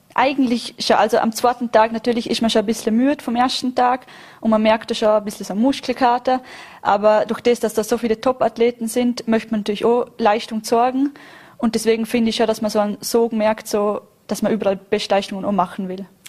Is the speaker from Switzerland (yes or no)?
no; Vorarlberg, Austria; als Vorarlbergerin